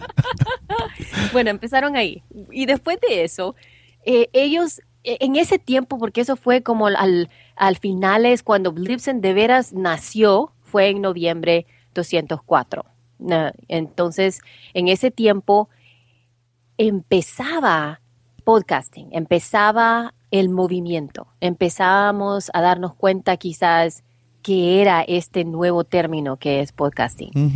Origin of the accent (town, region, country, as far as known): El Salvador; now in United States